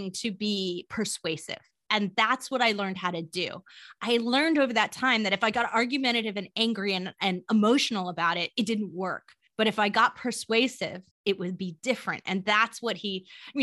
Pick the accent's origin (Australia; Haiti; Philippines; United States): United States; California; moved away; he called me a Valley girl because I'm from California